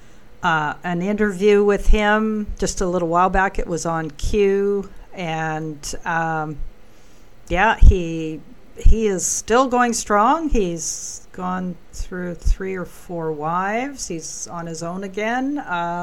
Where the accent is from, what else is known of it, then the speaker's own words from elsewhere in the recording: Canada; I say that as a Canadian